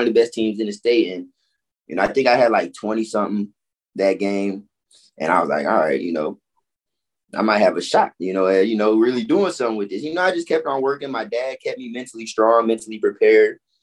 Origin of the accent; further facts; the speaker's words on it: Orlando, Florida, United States; also born or lived in Chicago / Fort Lauderdale; I was raised in Orlando since I was five